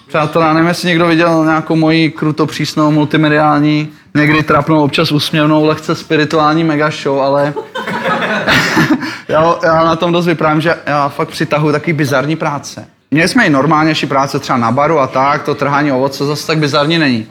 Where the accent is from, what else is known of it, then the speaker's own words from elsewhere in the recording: Liberec, Liberec Region, Czechia; já jsem z Liberce přímo